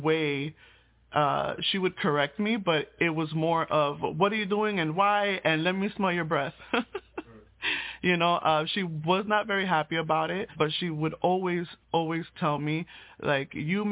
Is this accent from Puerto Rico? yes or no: yes; Puerto Rico; I was born in Puerto Rico